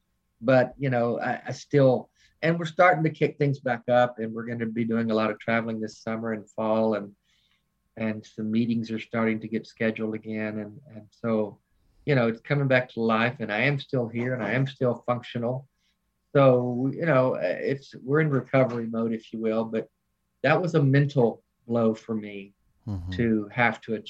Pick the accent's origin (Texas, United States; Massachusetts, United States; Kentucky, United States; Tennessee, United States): Tennessee, United States; Nashville; moved away as an adult; now in Charlotte, United States; I'm from Nashville